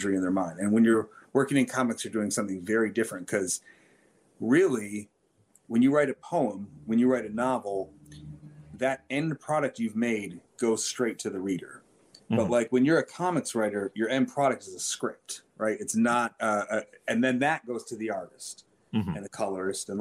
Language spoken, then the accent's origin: English; Detroit, Michigan, United States; moved away as an adult; also born or lived in New York; I'm from Detroit and I'm back in Detroit now